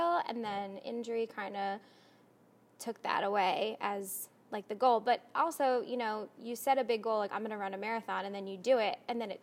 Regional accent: Bucks County, Pennsylvania, United States; also born or lived in Atlanta; I grew up in Bucks County, about 30 minutes from here

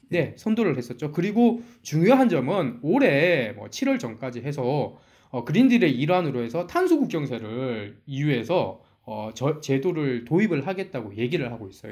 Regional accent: Ulsan, South Korea; accent: Ulsan dialect; 저희 고향인 울산 사투리로

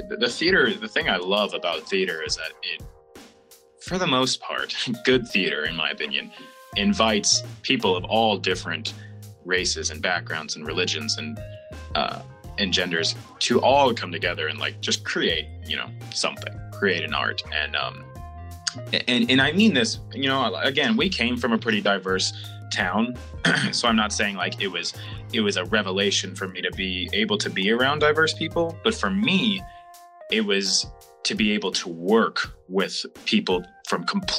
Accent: Clarksville, Tennessee, United States; me and you came from a relatively diverse area, being Clarksville, Tennessee. Wow, you can tell I'm from Tennessee. Mm-hmm. Being Clarksville, Tennessee, and being because Clarksville is sort of a military town, we're right next to Fort Campbell, Kentucky base.

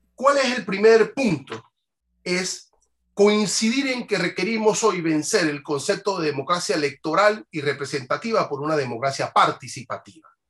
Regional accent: Panama; no tengo legitimidad como panameño para participar en la toma de decisiones

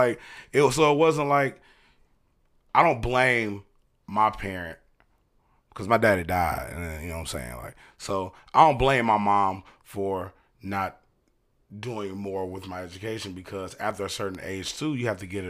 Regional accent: Brunswick, Georgia, United States; also born or lived in Hinesville / Darien; I say I'm from Darien, but I wasn't born in Darien. I was born in Hinesville, Georgia.

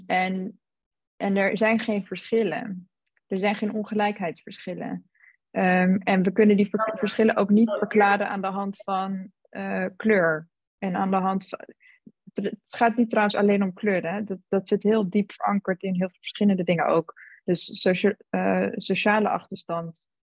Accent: Utrecht, Netherlands; moved away as an adult; also born or lived in South Africa; now in London, United Kingdom; Ik kom uit Utrecht. ik woon nu inderdaad in Londen.

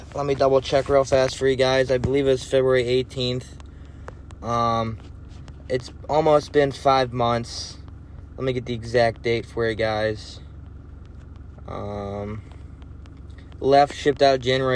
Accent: Madison, United States; moved away as an adult; my hometown of Madison

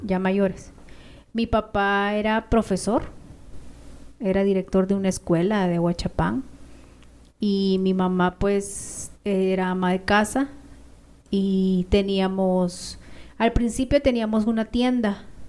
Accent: Ahuachapán, El Salvador; moved away as an adult; now in Guatemala; los aguachapanecos hablamos muy parecido a los chapines.

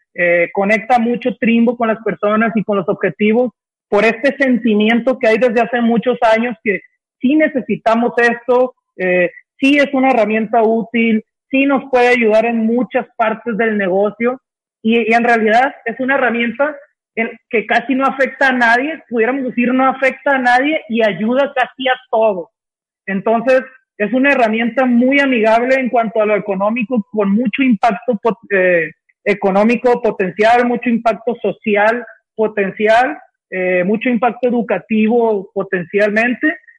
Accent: Sinaloa, Mexico; now in Guadalajara, Mexico; somos de Sinaloa tres de los cuatro socios

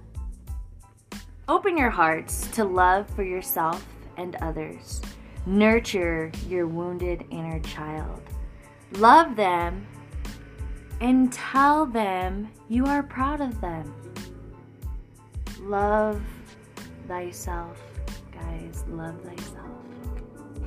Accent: Florence, Colorado, United States; moved away; my hometown, Florence, Colorado

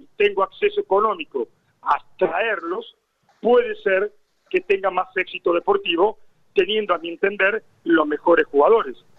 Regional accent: Argentina; now in Lorca, Spain

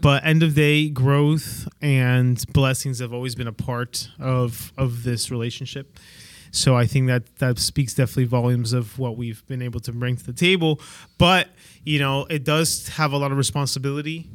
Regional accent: Peru; English is a second language; moved away; I'm from, I'm originally from Peru

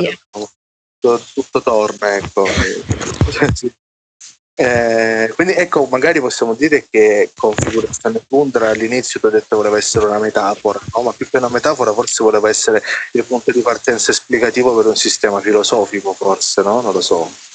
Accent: Salento, Apulia, Italy; io vengo dalla periferia d'Italia che è il Salento

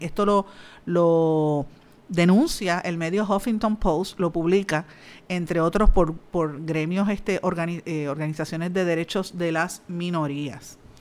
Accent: Guaynabo, Puerto Rico; soy de Guainabo, natural de, Guainabo

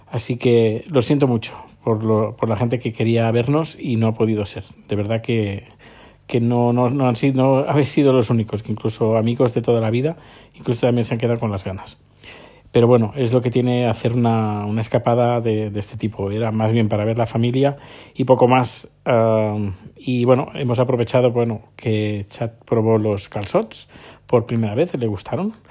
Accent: Terrassa, Catalonia, Spain; yo soy de Tarrasa, que está a unos 20 kilómetros, 25 kilómetros de, de Barcelona

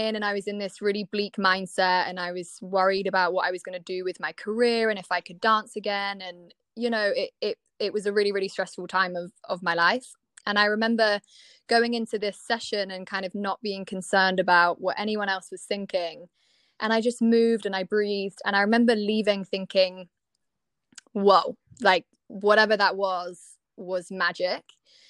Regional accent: Cornwall, South West England, United Kingdom; moved away as an adult; also born or lived in Bath; So I'm actually from Cornwall, and I kind of always had aspired to be a dancer and had trained lots back home

